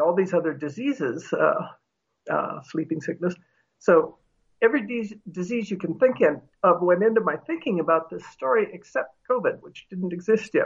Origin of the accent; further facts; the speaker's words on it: United States; being an American, earn enough money to pay for health insurance